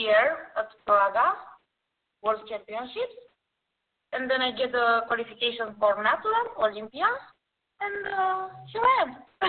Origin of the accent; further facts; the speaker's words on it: Romania; English is a second language; now in Italy; I'm from Romania. I'm living here in Italy.